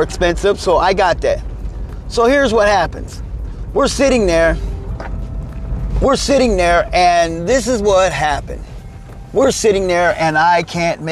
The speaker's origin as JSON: {"language": "English", "region": "Missouri", "country": "United States", "moved": "yes", "said": "back home where I'm from, because I'm from the Midwest, I'm from the great state of Missouri"}